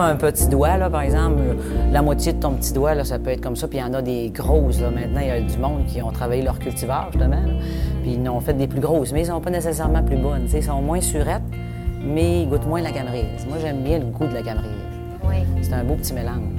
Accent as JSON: {"language": "French", "town": "Notre-Dame-de-Lorette", "region": "Quebec", "country": "Canada", "tie": "born or raised there", "said": "je viens de Notre-Dame-de-Lorette, puis mon chum de Saint-Stanislas, des petits villages. Fait qu'on été élevés sur des fermes"}